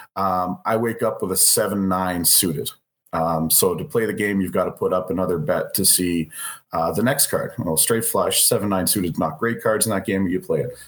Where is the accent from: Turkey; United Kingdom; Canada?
Canada; we're Canadian